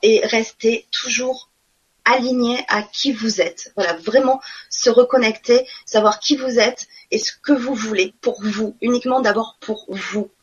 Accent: Marseille, Provence-Alpes-Côte d'Azur, France; accent: southern; moved away as an adult; also born or lived in Nantes; notre ancien appartement à Marseille, parce que je suis du sud, hein, ça doit s'entendre

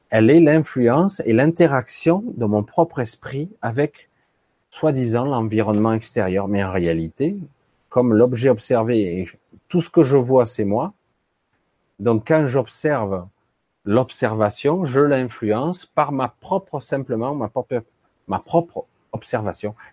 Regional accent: France; born there; La France, mon pays natal, dans mon cœur.

